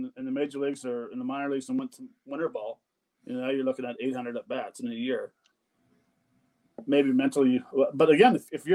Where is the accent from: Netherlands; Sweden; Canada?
Canada; I'm Canadian